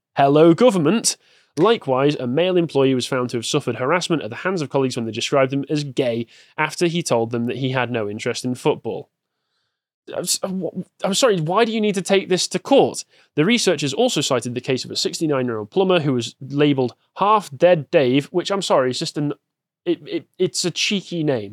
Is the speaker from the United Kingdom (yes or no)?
yes; England, United Kingdom; growing up in England